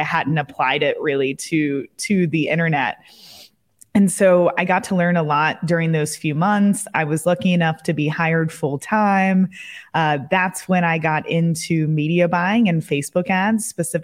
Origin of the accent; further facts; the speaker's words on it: Kentucky, United States; moved away as an adult; also born or lived in Colorado / Amsterdam; I moved back to my hometown in Kentucky